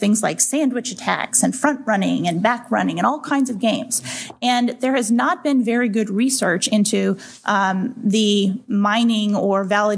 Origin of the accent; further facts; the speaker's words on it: Texas, United States; my home state of Texas